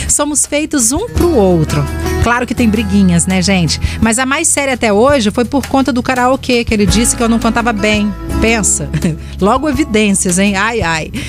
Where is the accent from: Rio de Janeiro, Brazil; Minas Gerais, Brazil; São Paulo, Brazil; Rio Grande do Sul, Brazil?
Minas Gerais, Brazil; Deve ser por causa do meu sotaque, né, Cleide? Respondi que eu era de Minas, né?